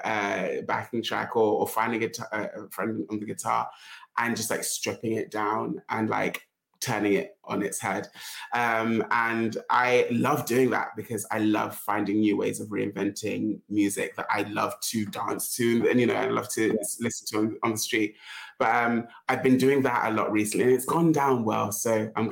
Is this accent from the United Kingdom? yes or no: yes; London, United Kingdom; also born or lived in Uganda; I've lived in London all my life. I was born in Uganda, but moved to London with my parents when I was a year old. So London is my home